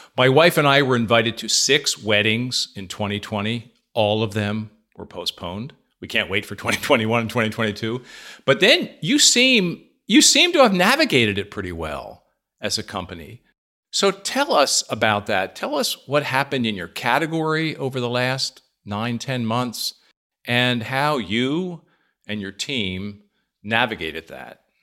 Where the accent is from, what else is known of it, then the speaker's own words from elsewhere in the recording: near Conshohocken, Pennsylvania, United States; Headquartered in Conshohocken, Pennsylvania, near my hometown